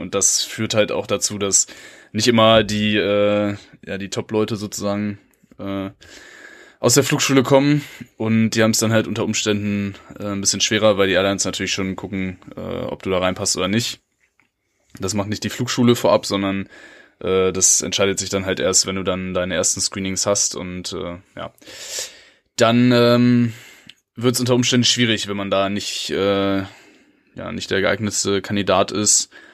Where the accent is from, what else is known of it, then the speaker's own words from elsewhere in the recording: Germany; als Deutscher